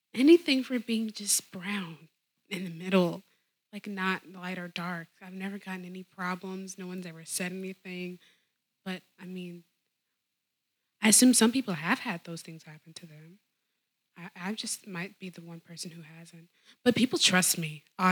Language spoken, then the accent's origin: English; the South, United States; accent: southern; my southern accent